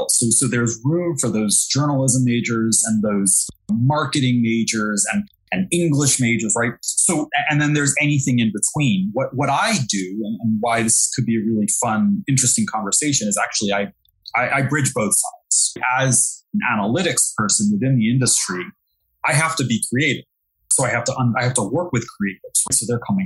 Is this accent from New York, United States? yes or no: yes; New York City, New York, United States; accent: Brooklyn; moved away as an adult; now in Jersey City, United States; I'm born and raised in New York, by the way. I'm from Brooklyn, and I just moved to Jersey City